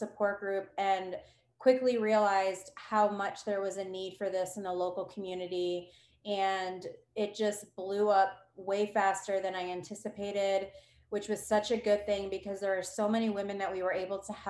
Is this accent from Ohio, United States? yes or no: yes; Ohio, United States; now in New Braunfels, United States; I'm from Ohio originally. I do live in New Braunfels, Texas now.